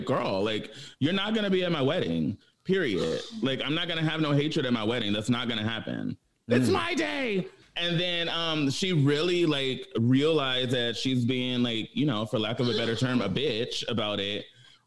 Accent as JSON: {"language": "English", "town": "Pomona", "region": "California", "country": "United States", "tie": "born or raised there", "also_born_or_lived": "Inglewood, California", "said": "I grew up in Pomona"}